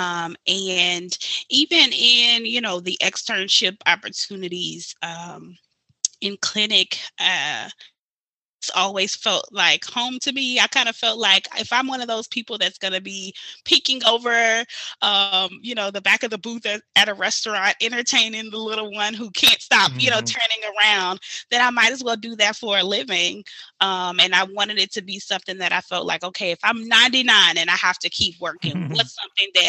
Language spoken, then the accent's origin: English; Baton Rouge, Louisiana, United States; from Baton Rouge, Louisiana, born and raised.